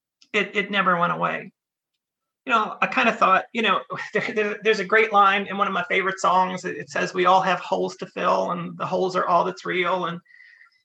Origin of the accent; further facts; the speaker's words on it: Western North Carolina, United States; moved away as an adult; also born or lived in Richmond, Virginia; now in Canada; I was born in Western North Carolina, partway up into the mountains. I grew up there, going to church there.